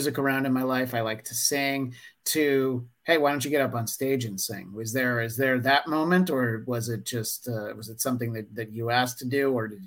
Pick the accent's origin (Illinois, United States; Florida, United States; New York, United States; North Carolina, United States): New York, United States; moved away as an adult; now in Los Angeles, United States; I grew up in New York and I've lived in LA for 20 years